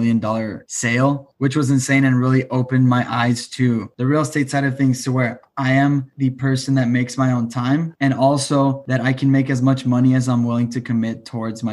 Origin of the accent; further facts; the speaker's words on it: El Paso, Texas, United States; also born or lived in Austin, Texas; I am from El Paso, Texas. I moved to Austin when I was 19